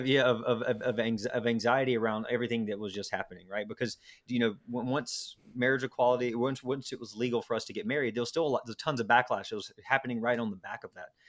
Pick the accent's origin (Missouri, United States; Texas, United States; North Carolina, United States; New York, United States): North Carolina, United States; Garner; also born or lived in Raleigh; I grew up in a, a small town called Garner, which is about twenty minutes from Raleigh